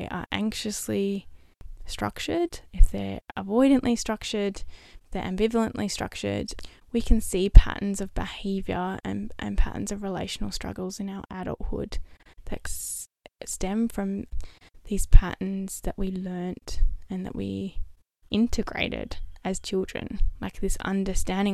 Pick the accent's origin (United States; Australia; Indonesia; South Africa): Australia; Perth, Western Australia; moved away as an adult; also born or lived in Melbourne; the city that was closest to my hometown, which was Perth.